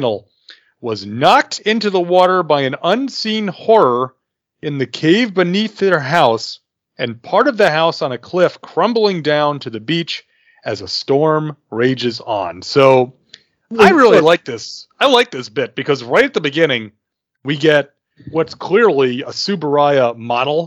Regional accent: the South, Southern United States, United States; born or raised there

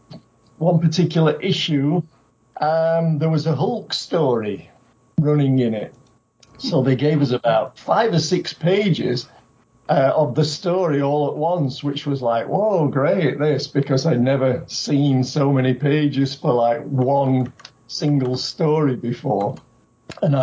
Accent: United Kingdom; now in Japan; I'm originally from Britain

